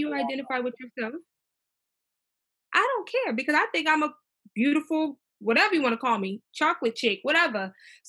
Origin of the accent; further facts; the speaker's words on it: Maryland, United States; growing up in Maryland